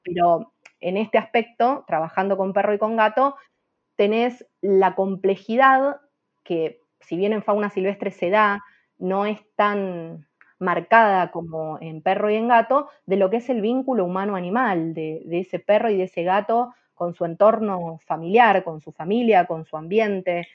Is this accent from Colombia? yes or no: no; Argentina; soy la única argentina